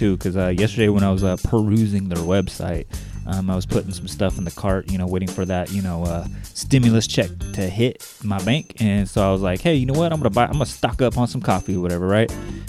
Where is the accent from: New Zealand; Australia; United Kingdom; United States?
United States; Bakersfield, California; we are from Bakersfield